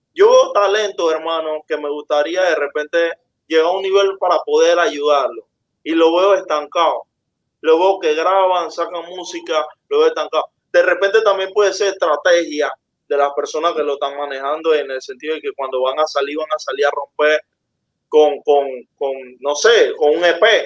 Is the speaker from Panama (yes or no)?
yes; Panama; Es mi pensamiento como panameño